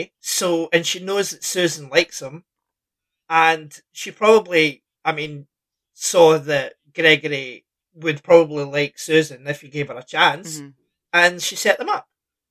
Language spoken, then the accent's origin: English; Scotland, United Kingdom; I'm Scottish